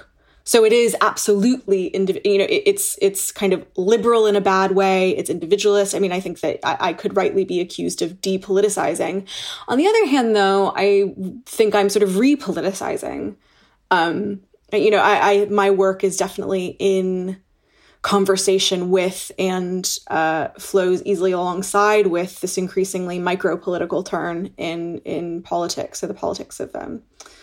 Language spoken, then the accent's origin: English; United States; also born or lived in Toronto, Canada; now in Oxford, United Kingdom; as an American looking at my home country